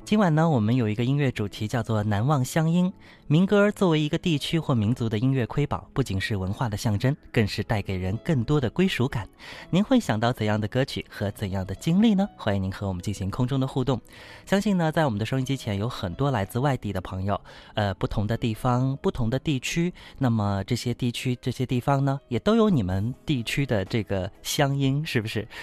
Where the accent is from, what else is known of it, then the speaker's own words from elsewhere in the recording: Wuxi, Jiangsu, China; 跟我们无锡当地的话呢是有点不一样